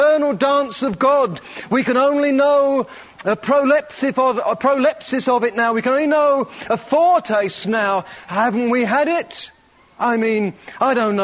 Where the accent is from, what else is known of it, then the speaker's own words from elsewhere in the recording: Perth, Western Australia, Australia; I come from Perth, Western Australia, and I love it down there, and it's home